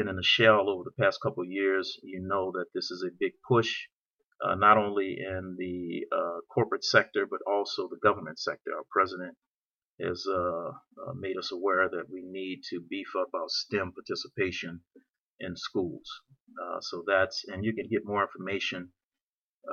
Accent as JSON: {"language": "English", "town": "New Orleans", "region": "Louisiana", "country": "United States", "moved": "yes", "lives_now": "California, United States", "said": "I'm from New Orleans, and I live here in California now"}